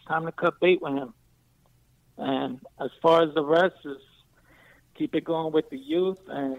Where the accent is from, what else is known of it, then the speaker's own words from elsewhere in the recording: New York City, New York, United States; now in Dallas, United States; I'm a transplant from the Bronx to Texas right now.